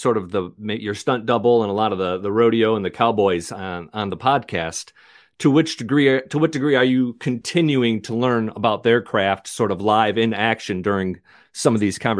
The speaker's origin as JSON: {"language": "English", "region": "Detroit and West Michigan", "country": "United States", "tie": "born or raised there", "said": "I sensed a Midwest accent, kind of, because I'm a Midwest guy, too. I grew up in Detroit and then West Michigan."}